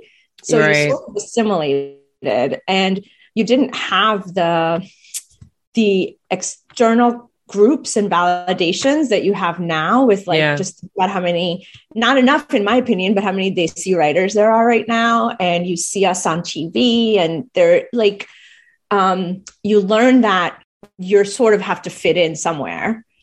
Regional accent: United States; accent: American; So I do speak Gujarati fluently. I understand Hindi, but my accent is still very much American.

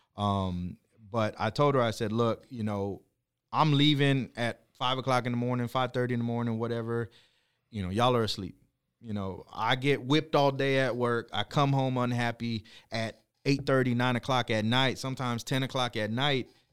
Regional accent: Corpus Christi, Texas, United States; originally from Corpus Christi

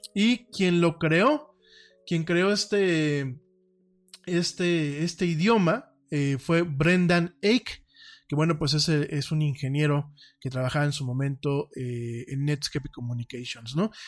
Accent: Mexico; mi país

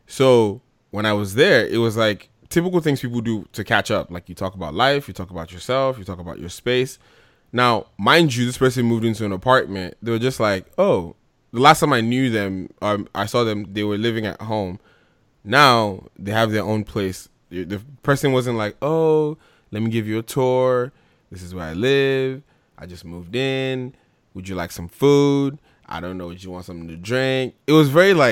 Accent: New Jersey, United States; moved away; I grew up in Jersey

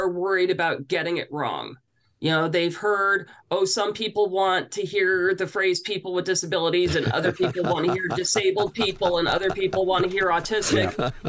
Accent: New Brunswick, Canada; I'm originally from New Brunswick. And so that was a big part of my upbringing.

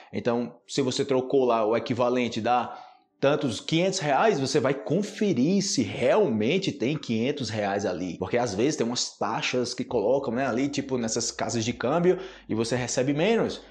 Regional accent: Brazil

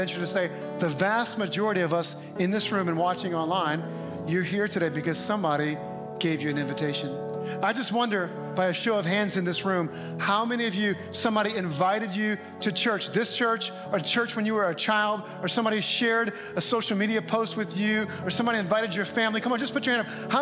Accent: New Orleans, Louisiana, United States; now in New York City area, United States; my hometown of New Orleans

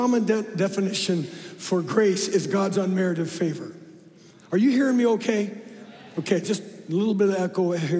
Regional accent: Phoenix, Arizona, United States; moved away as an adult; also born or lived in Oakhurst, California; I'm a city boy. I don't know how in the world I got there. I'm from Phoenix Metroplex

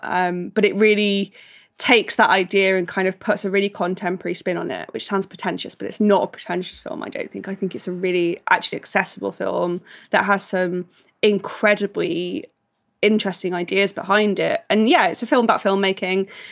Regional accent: United Kingdom; as British people, obviously growing up with Thomas Tank Engine

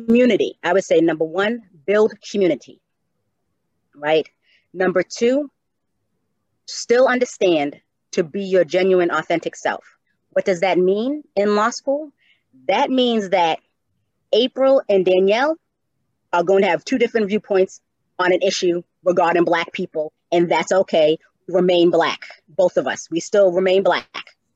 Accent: Cambridge, Massachusetts, United States; also born or lived in Atlanta, Georgia; I am from Cambridge, although I am the youngest of six, I had a very proud Black mother

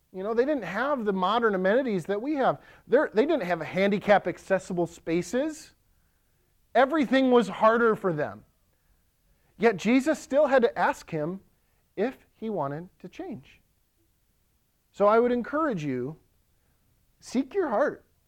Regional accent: Ellsworth, United States; now in Lakeland, United States; In Ellsworth, my hometown

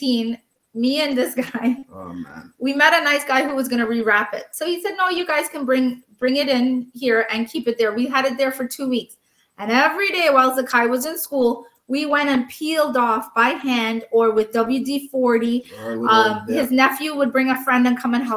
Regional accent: Canada; We come from Canada.

